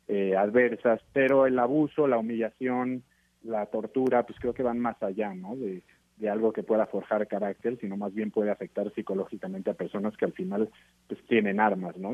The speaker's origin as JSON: {"language": "Spanish", "country": "Mexico", "said": "como mexicano"}